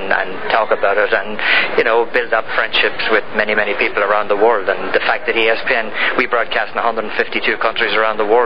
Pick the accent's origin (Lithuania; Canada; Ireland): Ireland; now in United States; I'm Irish, and obviously I came here as an immigrant.